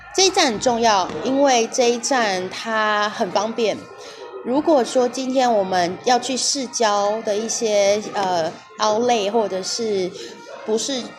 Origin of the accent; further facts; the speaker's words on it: southern Taiwan, Taiwan; 我是台湾人，所以我当然会讲台语，而且我是南部人